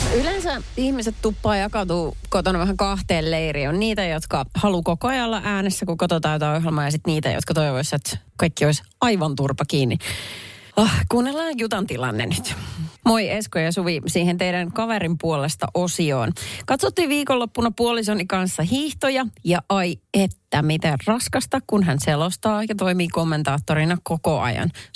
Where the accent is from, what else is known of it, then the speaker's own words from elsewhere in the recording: Perniö, Southwest Finland, Finland; moved away; tuolla mun kotiseudulla Varsinais-Suomen Perniössä